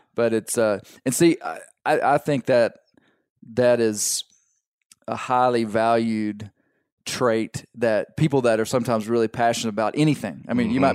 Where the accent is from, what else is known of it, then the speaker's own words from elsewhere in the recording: Arkansas, United States; my kids, we are from Arkansas